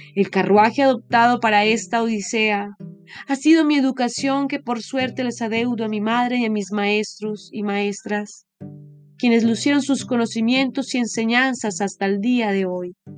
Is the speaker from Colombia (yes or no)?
yes; Colombia; moved away